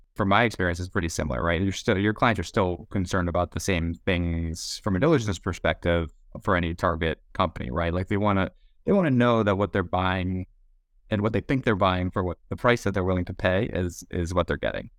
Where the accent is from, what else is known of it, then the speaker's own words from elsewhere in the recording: Boston, Massachusetts, United States; moved away as an adult; now in San Francisco, United States; born and raised in Boston